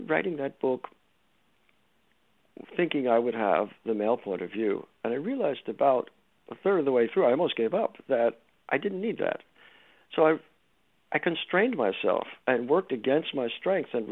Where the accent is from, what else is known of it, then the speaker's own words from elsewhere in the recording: New York, United States; moved away as an adult; also born or lived in Los Angeles, California; now in California, United States; So I grew up in New York in a radical left-wing community